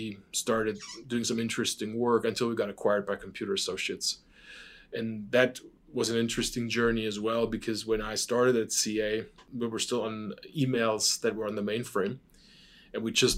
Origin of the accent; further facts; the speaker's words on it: Stuttgart, Baden-Württemberg, Germany; moved away; I'm born and raised in Stuttgart, Germany, which is a very famous car town.